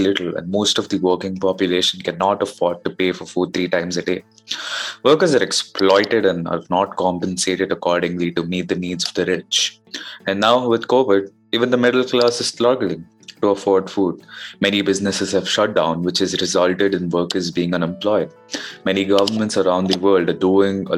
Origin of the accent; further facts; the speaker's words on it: India; I'm from India